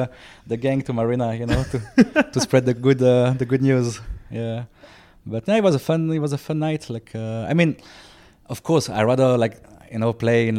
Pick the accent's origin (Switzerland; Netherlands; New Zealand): Switzerland; born there; Hello. I was born in 87 in Switzerland.